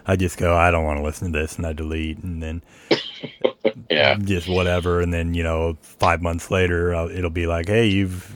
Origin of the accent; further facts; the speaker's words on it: Georgia, United States; also born or lived in Seattle, Washington; now in Arkansas/Oklahoma area, United States; I grew up in Georgia and Seattle before